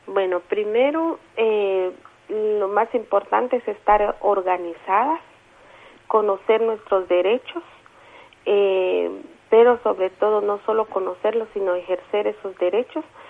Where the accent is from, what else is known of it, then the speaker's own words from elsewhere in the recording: San Juan Sacatepéquez, Guatemala Department, Guatemala; soy una mujer maya cachiquel del municipio de San Juan Zacatepeques